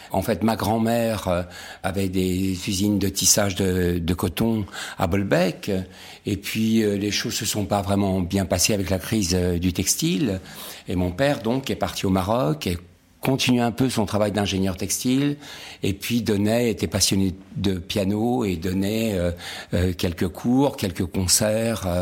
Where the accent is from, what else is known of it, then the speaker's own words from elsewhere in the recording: Nice, Provence-Alpes-Côte d'Azur, France; also born or lived in Casablanca, Morocco; C'est l'âge de mes 6 ans à Nice avec ma grand-mère. Avant ça, je suis né à Casablanca.